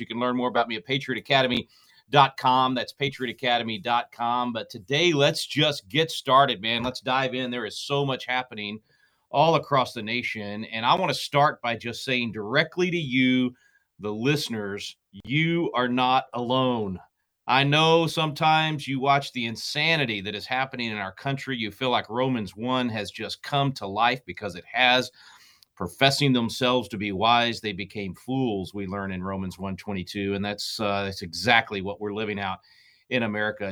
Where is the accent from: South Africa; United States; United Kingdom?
United States; Texas; also born or lived in San Angelo, Texas; I'm a Texan. Look, I live in Austin, Texas. I went to school in San Angelo, Texas